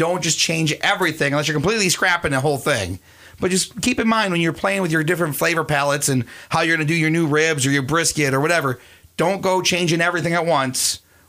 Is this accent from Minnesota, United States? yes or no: yes; Springfield, Minnesota, United States; When I grew up in Springfield.